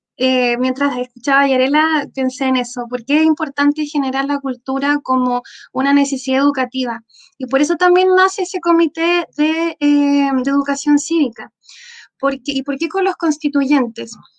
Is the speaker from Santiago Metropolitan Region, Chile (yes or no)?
no; Valparaíso, Chile; now in Puerto Aysén, Chile; yo originalmente soy de Valparaíso, eh, una, una ciudad que tiene cultura por todos sus rincones